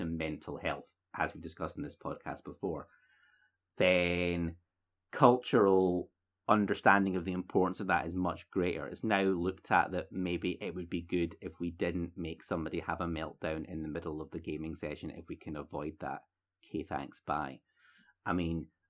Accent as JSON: {"language": "English", "country": "United Kingdom", "said": "We're so British"}